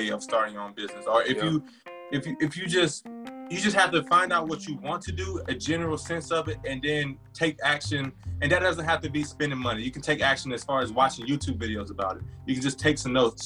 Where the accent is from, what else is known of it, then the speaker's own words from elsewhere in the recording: South Georgia, United States; I'm a Georgia boy at heart. I was born in, I was raised in South Georgia.